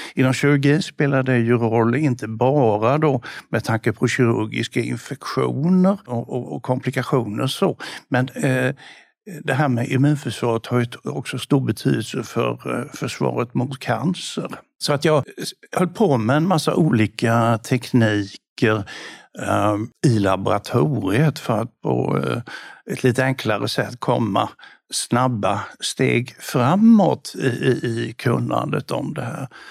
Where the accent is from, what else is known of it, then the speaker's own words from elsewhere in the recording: Bodafors, Jönköping County, Sweden; moved away; also born or lived in Lund / Malmö; när jag växte upp i Bodafors